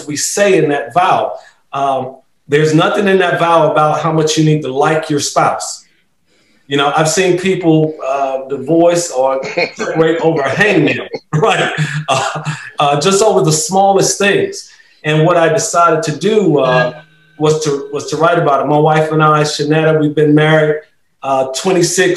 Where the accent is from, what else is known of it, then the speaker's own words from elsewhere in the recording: Rocky Mount, North Carolina, United States; also born or lived in Raleigh, North Carolina; I'm right in Raleigh, born and bred in Rocky Mount, North Carolina.